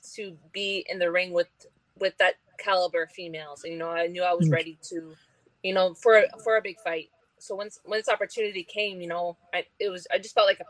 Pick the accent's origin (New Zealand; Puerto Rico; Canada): Canada; Ontario; I come from Ontario